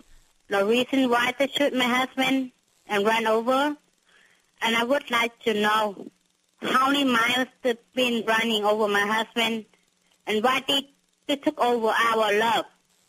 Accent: Vietnam; English is a second language; also born or lived in Washington State, United States; now in United States; Yes, we come from Vietnam, that we met in United States, in Washington.

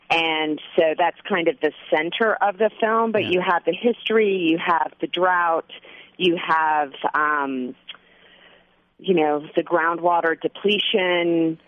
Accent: Central Valley, California, United States; I'm from California. My father was a legislator in Sacramento. I'm from the Central Valley.

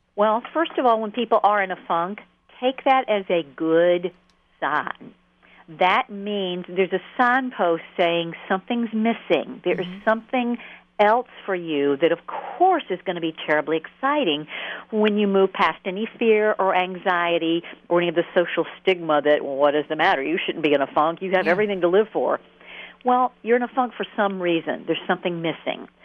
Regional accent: Atlanta, Georgia, United States; I grew up in Atlanta, which you can probably hear.

